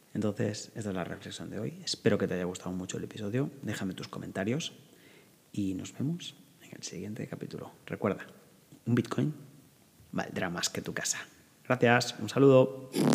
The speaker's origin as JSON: {"language": "Spanish", "region": "northern Spain", "country": "Spain", "said": "yo que soy del norte de España"}